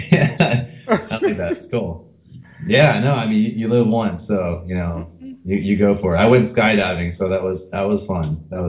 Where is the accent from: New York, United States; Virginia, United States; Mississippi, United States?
Virginia, United States; Gloucester; I was from Gloucester, Virginia, which is around Williamsburg area.